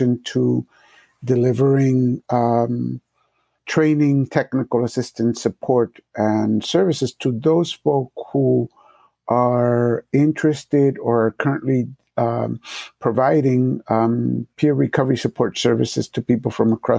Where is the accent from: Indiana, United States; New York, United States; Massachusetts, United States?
Massachusetts, United States; Springfield; English is a second language; also born or lived in Puerto Rico; I was born in Puerto Rico, but I grew up here in Massachusetts, and I came here when I was about to be 5 years old. It was 1968, and the context for 1968 inner city, Springfield, Massachusetts